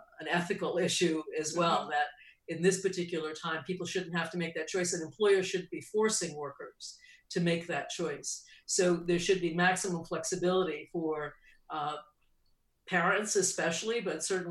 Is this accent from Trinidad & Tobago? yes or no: no; New England, United States; I grew up in New England